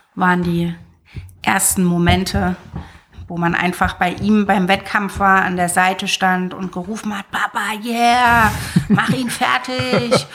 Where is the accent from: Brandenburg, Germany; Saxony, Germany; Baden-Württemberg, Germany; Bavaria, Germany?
Saxony, Germany; Zwickau; moved away as an adult; war in Zwickau bis zu meinem 19. Lebensjahr